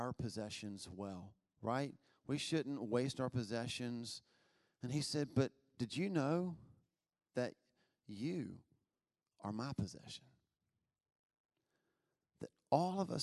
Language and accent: English; Albemarle, North Carolina, United States; I was raised in Albemarle.